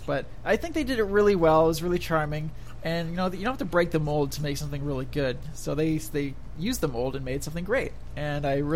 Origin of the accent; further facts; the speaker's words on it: Canada; I'm Canadian